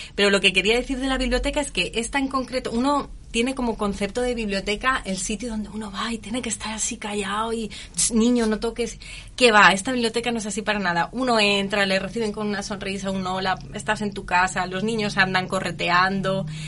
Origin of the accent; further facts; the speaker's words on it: Spain; moved away as an adult; now in Curicó, Chile; yo soy española